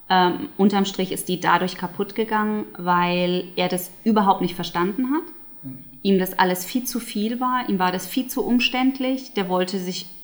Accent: United Kingdom; German is a second language; die Amerikanerin ist und ich bin ja Britin, wir feiern sozusagen das englische ähm, Weihnachten am 25.

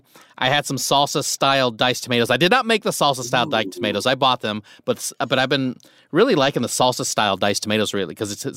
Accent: Nebraska, United States; I grew up in Nebraska.

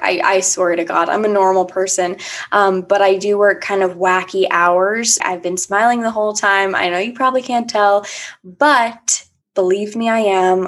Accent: Annandale, Virginia, United States; moved away as an adult; also born or lived in Washington, D.C. / St. Petersburg, Florida; now in Richmond, United States; I'm from Annandale, Virginia, right now living in Richmond, Virginia

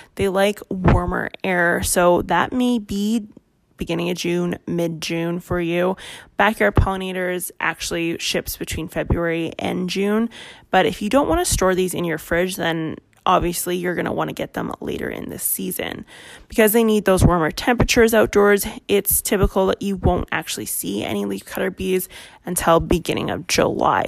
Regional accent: Canada; I am Canadian

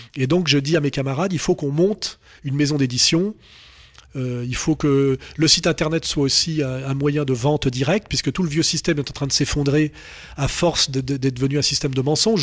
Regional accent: France; je suis français

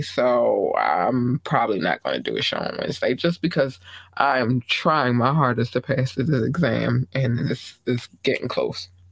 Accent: United States; I am from the United States

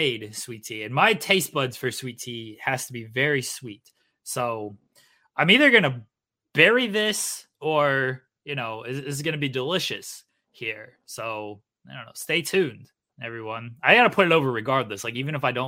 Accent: the South, United States; moved away; I'm from the South, man. Like that's all I drank growing up with.

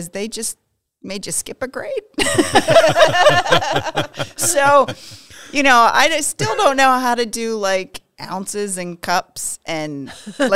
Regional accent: Pennsylvania, United States; I am from Pennsylvania

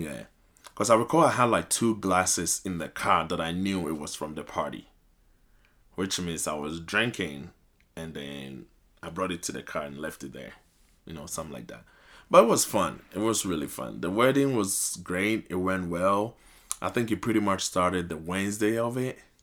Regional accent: Ghana; now in United States; I'm originally from Ghana

